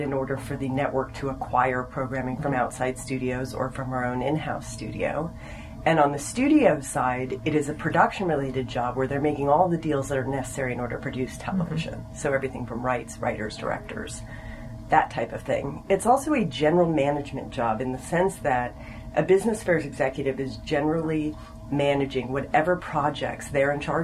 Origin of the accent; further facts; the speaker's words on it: Los Angeles, California, United States; I actually did grow up in California. I grew up in Los Angeles